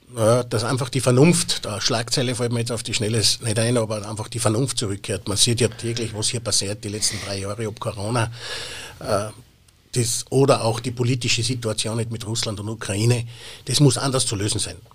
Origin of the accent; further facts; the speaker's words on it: Austria; bei uns in Österreich